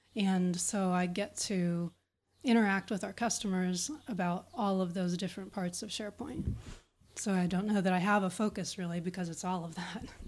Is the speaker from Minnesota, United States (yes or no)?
no; Pittsburgh, Pennsylvania, United States; I am from Pittsburgh, Pennsylvania, in the U.S.